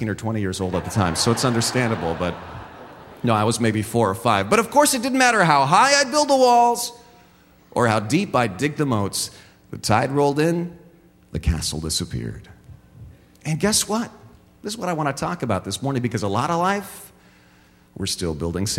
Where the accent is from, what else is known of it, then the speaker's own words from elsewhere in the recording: San Jose, California, United States; we grew up on the Las Gatas side of San Jose